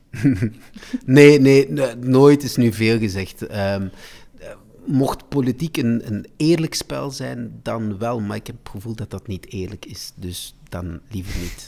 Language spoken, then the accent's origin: Dutch; De Klinge, Flanders, Belgium; also born or lived in Salvador da Bahia, Brazil; dat is eigenlijk mijn, mijn, mijn, mijn dorp waar ik ben opgegroeid. Dat is in De Klingen, in het Waasland.